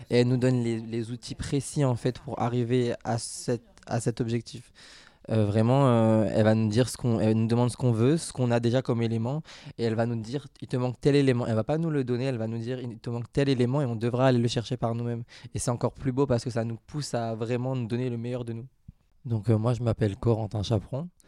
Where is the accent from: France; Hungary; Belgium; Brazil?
Hungary; French is a second language; je viens de la Hongrie.